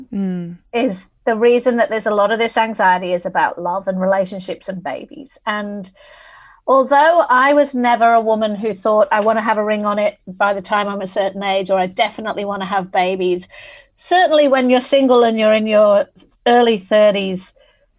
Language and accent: English; Manchester, North West England, United Kingdom; moved away as an adult; also born or lived in London; now in Sydney, Australia; I'm originally from Manchester in England. That's why I've got this funny accent.